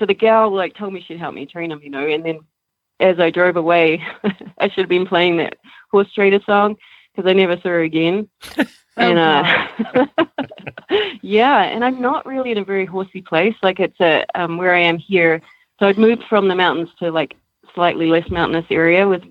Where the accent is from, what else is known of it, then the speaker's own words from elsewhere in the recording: New Zealand; moved away as an adult; also born or lived in Canada; now in Colorado, United States; I'm from New Zealand